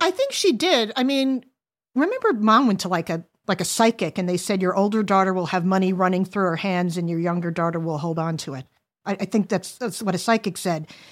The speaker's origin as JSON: {"language": "English", "area": "Long Island", "region": "New York", "country": "United States", "tie": "born or raised there", "also_born_or_lived": "New Jersey", "said": "when we moved from New Jersey to Long Island, it was pretty affluent"}